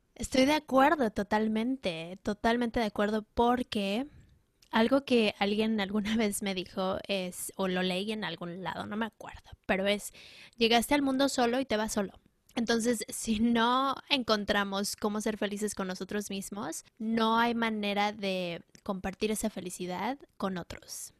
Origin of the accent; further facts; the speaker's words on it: Mexico City, Mexico; yo crecí en la Ciudad de México